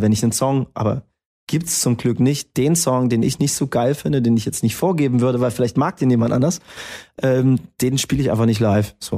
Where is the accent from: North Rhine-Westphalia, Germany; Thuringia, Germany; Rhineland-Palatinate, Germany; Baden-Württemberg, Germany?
Thuringia, Germany; Erfurt